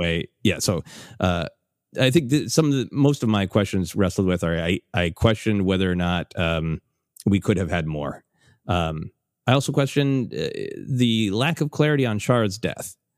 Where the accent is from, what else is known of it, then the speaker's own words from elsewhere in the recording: Minnesota, United States; growing up in Minnesota